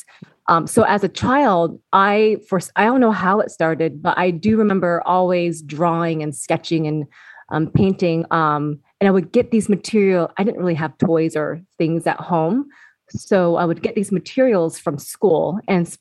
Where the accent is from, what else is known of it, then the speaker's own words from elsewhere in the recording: Seattle, Washington, United States; Born and raised in Seattle, Washington. Okay. So I'm first generation Vietnamese